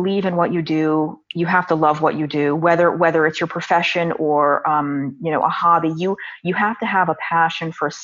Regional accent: New York City, New York, United States; I'm born and raised in New York City

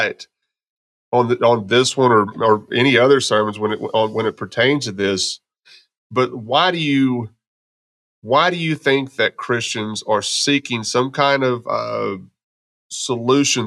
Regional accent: Texas, United States; also born or lived in Arkansas; now in Memphis, United States; I grew up in Texas

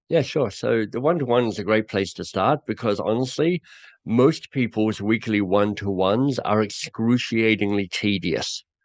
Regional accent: Australia; moved away as an adult; also born or lived in England; now in Canada; I'm Australian who now lives in Canada

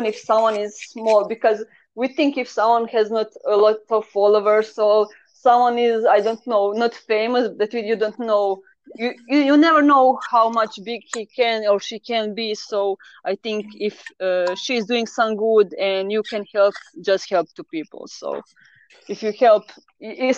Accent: Croatia; first language Croatian; English is a second language; I kind of always write on the Croatian, so it is my mother language because I'm from Croatia

